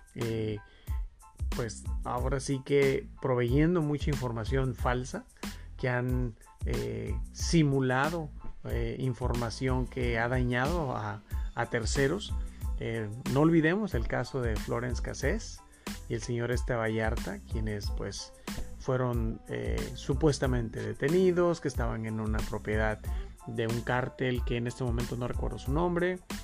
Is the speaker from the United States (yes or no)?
no; Mexico; nosotros como mexicanos